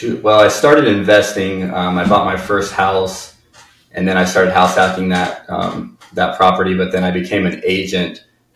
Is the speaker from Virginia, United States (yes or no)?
no; Indiana, United States; My first house, when I bought it, I'm coming from Indiana. I didn't realize that there was a such thing as wetlands.